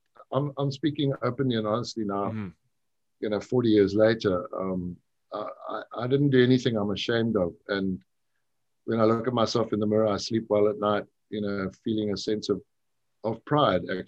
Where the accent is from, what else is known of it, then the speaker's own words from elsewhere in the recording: Chipinga, Manicaland, Zimbabwe; moved away; in my little town where I grew up in Chipinga